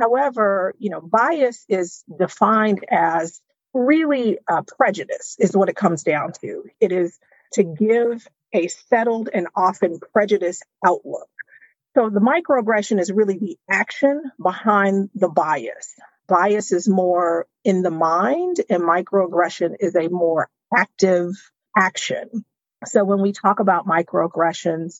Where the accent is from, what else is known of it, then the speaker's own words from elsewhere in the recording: Chicago, Illinois, United States; now in Arlington, United States; I am originally from South Side of Chicago